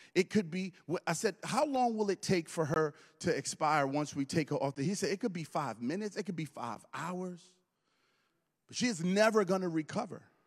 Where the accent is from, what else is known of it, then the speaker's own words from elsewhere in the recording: Brooklyn, New York, United States; moved away; I'm originally from Brooklyn